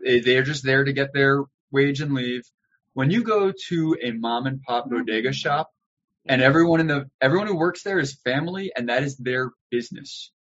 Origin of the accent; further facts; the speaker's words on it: Baldwin, New York, United States; also born or lived in Manhattan / Brooklyn; I was born and raised in New York